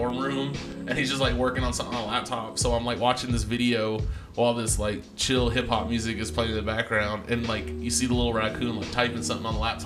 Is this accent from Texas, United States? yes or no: yes; Texas, United States; I'm from Texas